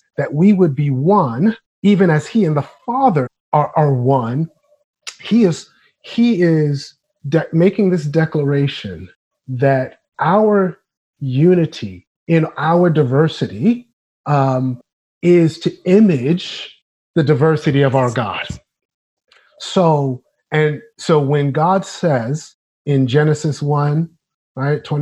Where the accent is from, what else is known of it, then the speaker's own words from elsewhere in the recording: New York City, New York, United States; I grew up in New York City, as mentioned, in Brooklyn, New York